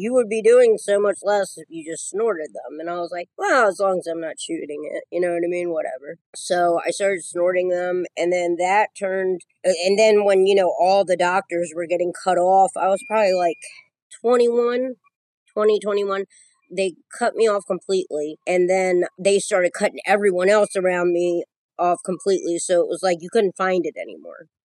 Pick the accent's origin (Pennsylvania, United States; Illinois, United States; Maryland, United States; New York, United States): Maryland, United States; I'm from Maryland. I live about 45 minutes from Baltimore, about 45 minutes from Philly.